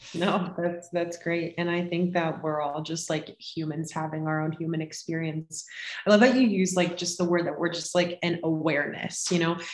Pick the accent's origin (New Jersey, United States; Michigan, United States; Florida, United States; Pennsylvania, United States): Florida, United States; now in Colorado, United States; I live in Colorado currently. I'm originally from Florida